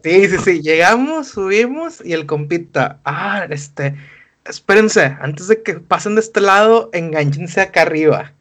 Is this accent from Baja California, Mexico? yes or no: no; Monterrey, Nuevo León, Mexico; Monterrey, en México, tenemos formas que suenan un poco más bonitas